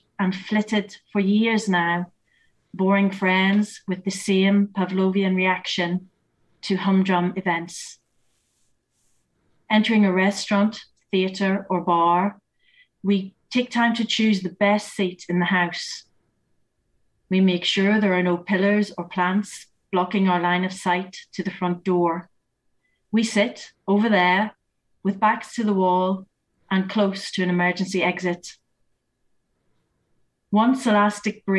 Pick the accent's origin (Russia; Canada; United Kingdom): United Kingdom; Northern Ireland; now in North Yorkshire, United Kingdom; I was born and brought up in Northern Ireland